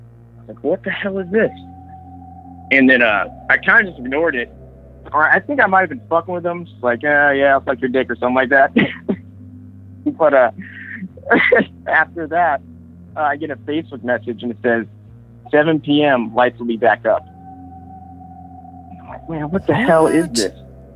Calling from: Sacramento, California, United States; from Sacramento, California.

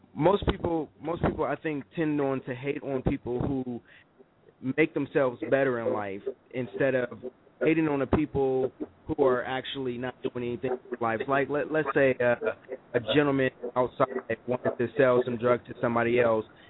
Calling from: Columbus, Ohio, United States; I'm calling from Columbus, Ohio

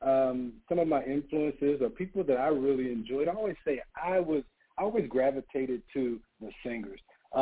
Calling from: Atlanta, Georgia, United States; I am based in Atlanta, so I'm in Georgia.

